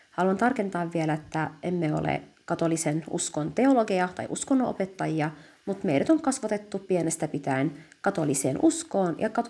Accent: Alkosh, Nineveh, Iraq; first language Chaldean Neo-Aramaic; Finnish is a second language; now in Finland; Eli me olemme Pohjois-Irakista kotoisin, kristittyjen alueelta ja kylästä nimeltään Alkosh. Me puhumme äidinkielenämme kaldian murretta, joka kuuluu aramian kieleen.

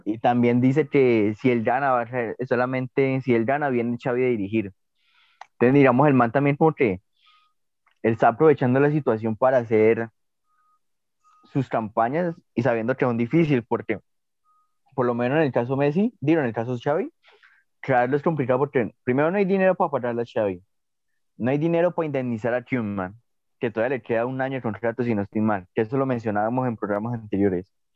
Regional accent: Colombia

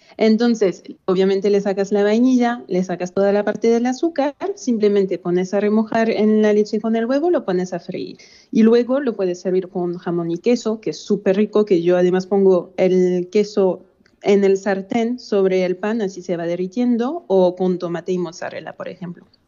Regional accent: France; como francesa

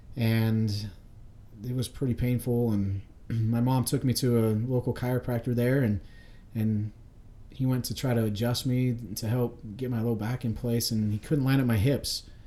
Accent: Nampa, Idaho, United States; I grew up in Nampa, Idaho

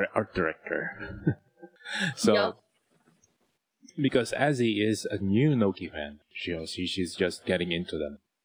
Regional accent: Philippines; accent: Tagalog; My Tagalog accent is coming out.

